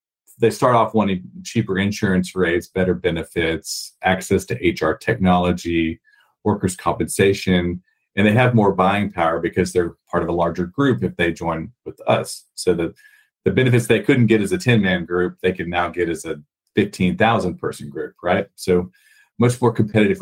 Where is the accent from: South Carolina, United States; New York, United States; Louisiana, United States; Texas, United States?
Texas, United States; from an accent standpoint, if they can pick up that I'm from Texas or if it just sounds like a regular American